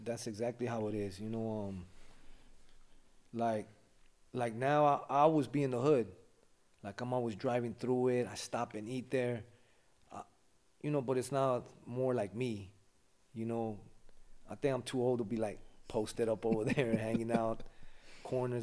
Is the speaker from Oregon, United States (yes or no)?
no; Los Angeles, California, United States; moved away as an adult; now in Ventura, United States; I grew up in L A. The, the area's called West Adams.